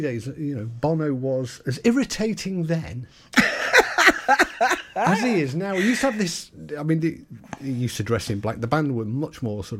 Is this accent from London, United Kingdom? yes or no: no; Merseyside, North West England, United Kingdom; growing up on Merseyside in the 70s and 80s